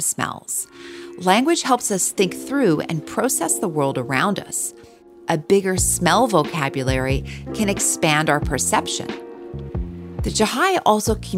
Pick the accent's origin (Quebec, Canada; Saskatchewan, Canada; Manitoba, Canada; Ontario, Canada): Manitoba, Canada; Winnipeg; I grew up in Winnipeg, in Canada, where it can reach minus 40 degrees